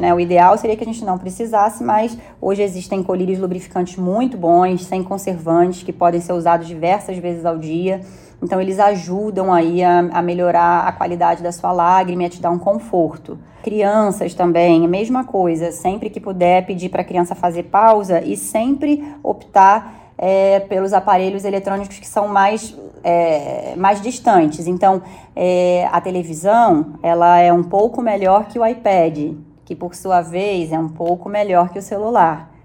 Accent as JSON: {"language": "Portuguese", "region": "Rio de Janeiro", "country": "Brazil", "moved": "yes", "lives_now": "São Paulo, Brazil", "said": "eu sou carioca"}